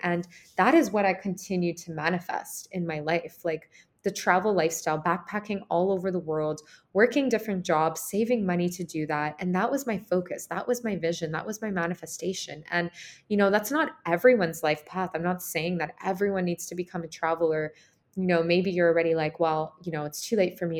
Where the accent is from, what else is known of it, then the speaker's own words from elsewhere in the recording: Canada; moved away as an adult; also born or lived in Ukraine; I grew up in Ukraine. I left Ukraine when I was four. I moved to Canada with my mom, and that's where I grew up and I was raised.